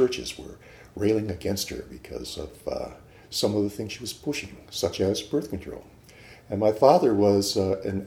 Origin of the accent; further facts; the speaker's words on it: Houghton, Michigan, United States; now in Irvine, United States; I grew up in the Upper Peninsula of Michigan